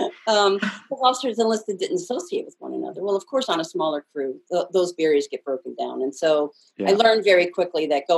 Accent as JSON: {"language": "English", "town": "Bettendorf", "region": "Iowa", "country": "United States", "tie": "born or raised there", "moved": "yes", "said": "I was born and raised in Bettendorf, Iowa."}